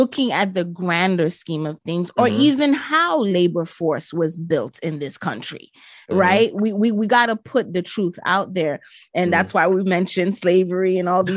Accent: New York City, New York, United States; my hometown, New York City

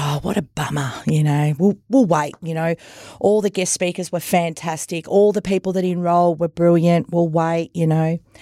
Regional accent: Myrtleford, Victoria, Australia; now in Wodonga, Australia; I come from Myrtleford

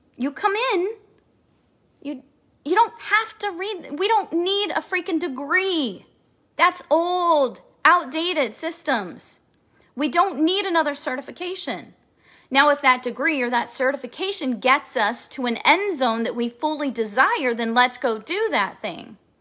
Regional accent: Kansas City, Missouri, United States; I'm from Kansas City, Missouri

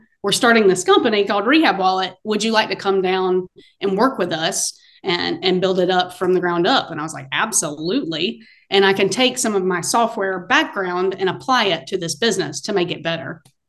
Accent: Greenville, South Carolina, United States; moved away as an adult; now in Charleston, United States; I'm originally from Greenville, South Carolina, and I'm now in Charleston.

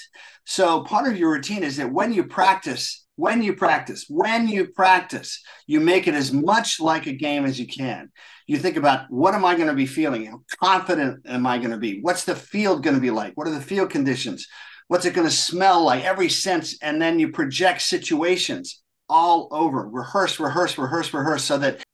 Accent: Washington, District of Columbia, United States; also born or lived in Munich, Germany / London, England; Washington Redskins, which is great for me because that's where I grew up. So it was against my hometown team

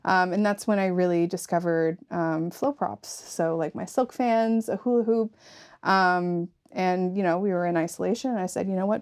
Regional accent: Yarmouth, Nova Scotia, Canada; I'm from Yarmouth

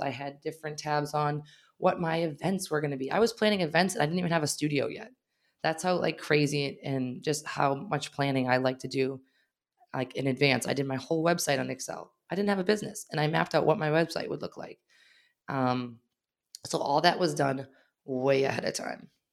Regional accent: Wakefield, Massachusetts, United States; also born or lived in Arlington, Massachusetts; I grew up in Wakefield, and we happened to have our first studio in Wakefield

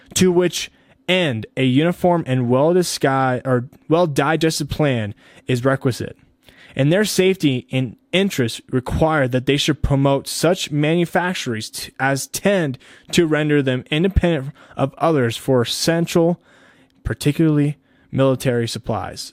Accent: United States; as American citizens

